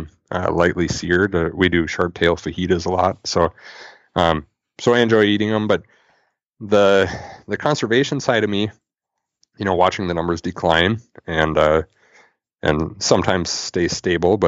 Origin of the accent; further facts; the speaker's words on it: Thief River Falls, Minnesota, United States; now in Bemidji, United States; growing up in Thief River